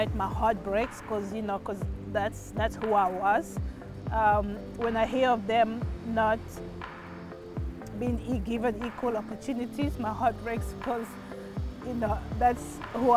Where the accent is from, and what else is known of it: Cape Town, Western Cape, South Africa; born or raised there; also born or lived in Democratic Republic of the Congo; now in Malaga, Spain